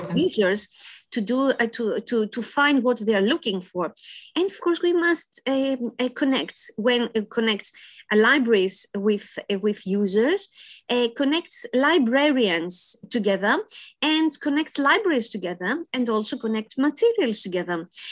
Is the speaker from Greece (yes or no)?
yes; Athens, Attica, Greece; I was born in Athens, Greece